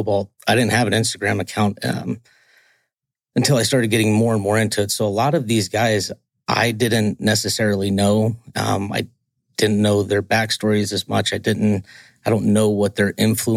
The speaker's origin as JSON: {"language": "English", "region": "Georgia", "country": "United States", "tie": "born or raised there", "said": "I grew up in the South. I'm from Georgia"}